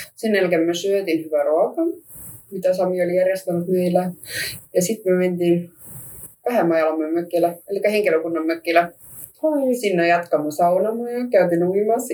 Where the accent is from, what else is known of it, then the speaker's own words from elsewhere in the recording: Estonia; Finnish is a second language; now in Finland; mä oon virolainen, mä myös puhun venäjä